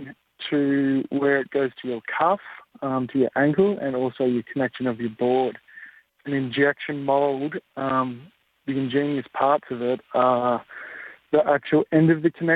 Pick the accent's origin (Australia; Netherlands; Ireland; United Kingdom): Australia; Gold Coast, Queensland; I grew up on the Gold Coast